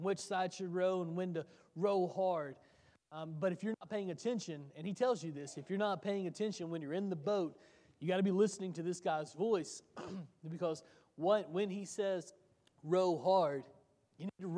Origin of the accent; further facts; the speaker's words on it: Tennessee, United States; I grew up in Tennessee